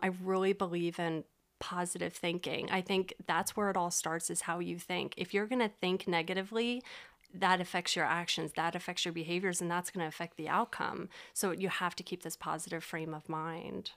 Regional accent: Reading, Pennsylvania, United States; also born or lived in Florida; I was born and raised in Reading.

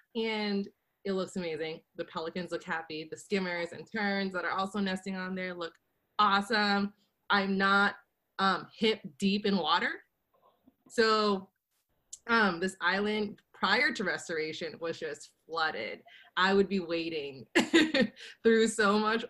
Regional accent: Louisiana, United States; we're both from Louisiana

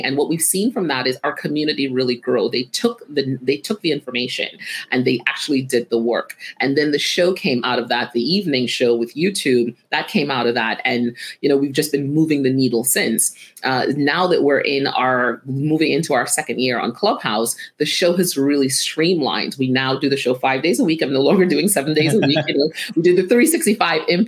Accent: Trinidad & Tobago; moved away as an adult; now in United States; growing up in Trinidad

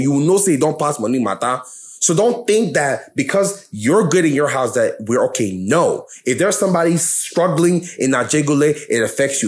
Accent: New York, United States; I'm from New York

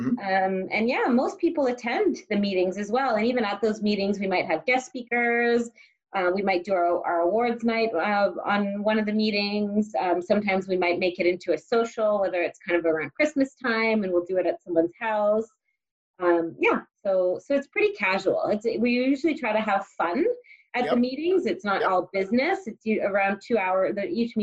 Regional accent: Richmond Hill, Ontario, Canada; moved away as an adult; also born or lived in Ottawa / England; now in Cambridge, Canada; I was born and raised in Richmond Hill

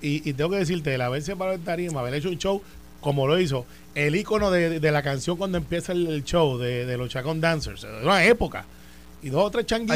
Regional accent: Puerto Rico; yo soy de Santa Rosa 2, al lado de las partes de la vuelta

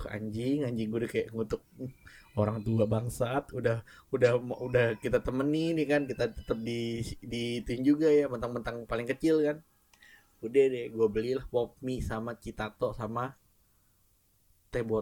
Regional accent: Bekasi, West Java, Indonesia; also born or lived in Jakarta; dari Bekasi nih, kan gue gue SD di Bekasi, terus gue SMP ke Jakarta.

